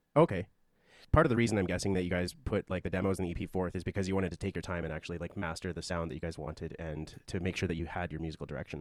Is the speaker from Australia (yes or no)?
no; Calgary, Alberta, Canada; I was born and raised in Calgary